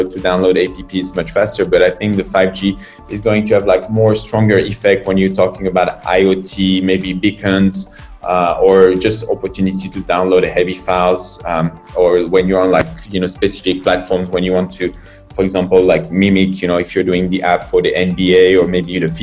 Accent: France; moved away as an adult; now in China; I'm from France. I've been in China and started this adventure 9 years ago

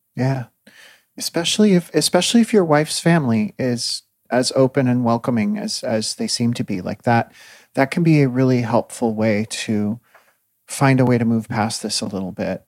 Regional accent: Midwest, United States; as a Midwesterner

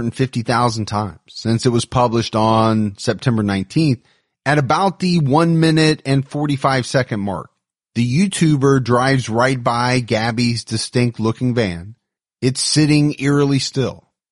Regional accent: Florida, United States; We passed by a white van and both Kyle and I recognized that they had Florida plates. We're from Florida too and wanted to stop and say hi

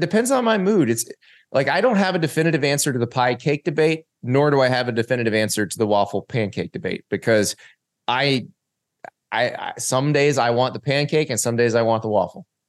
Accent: Florida, United States; I grew up in the South

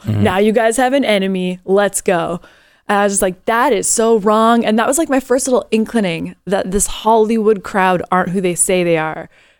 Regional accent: Canada; now in United States; And I am a Canadian that has taken on this country as my own.

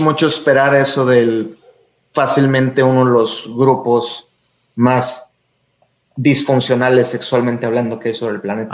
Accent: Tampico, Tamaulipas, Mexico; moved away; also born or lived in Mexico City; Fui criado en Tampico.

